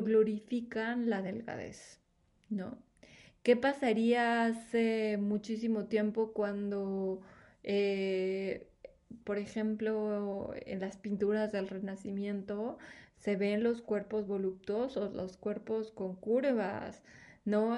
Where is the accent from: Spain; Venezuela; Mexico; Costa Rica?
Mexico; somos una población mexicana